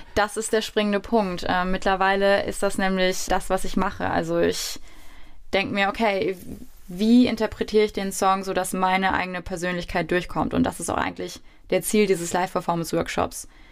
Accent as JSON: {"language": "German", "town": "Wiesbaden", "region": "Hesse", "country": "Germany", "tie": "born or raised there", "said": "Mein Heimatort, meine Wohlfühloase"}